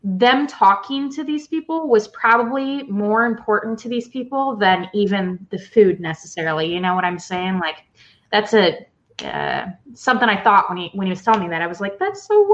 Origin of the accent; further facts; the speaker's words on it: Iowa, United States; I was from Iowa